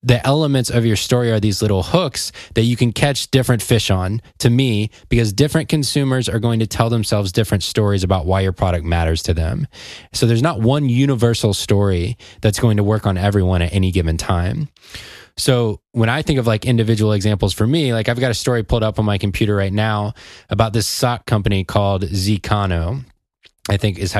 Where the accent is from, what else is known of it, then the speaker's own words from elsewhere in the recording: Atlanta, Georgia, United States; I'm from Atlanta